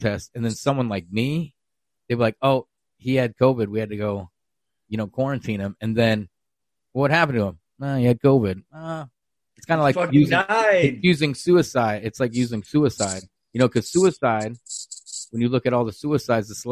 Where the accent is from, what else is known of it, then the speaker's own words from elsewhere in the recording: Iowa, United States; moved away; I'm from Iowa originally